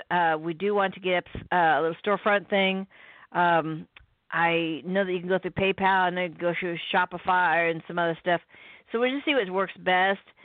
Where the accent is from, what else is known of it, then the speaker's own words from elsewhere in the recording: Midwest, United States; I'm from the Midwest